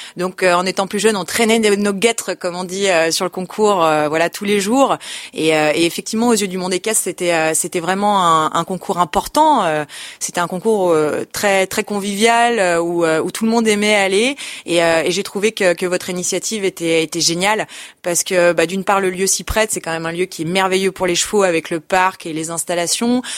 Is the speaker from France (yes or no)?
yes; Lyon, Auvergne-Rhône-Alpes, France; je suis née à Lyon